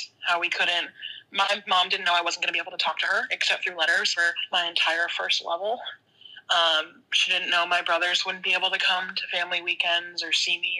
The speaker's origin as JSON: {"language": "English", "region": "Massachusetts", "country": "United States", "said": "I'm from Massachusetts"}